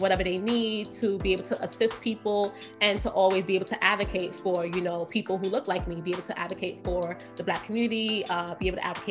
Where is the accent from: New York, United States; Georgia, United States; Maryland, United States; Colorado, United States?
New York, United States; New York City; I'm from Brooklyn, grew up, Flatbush born and raised.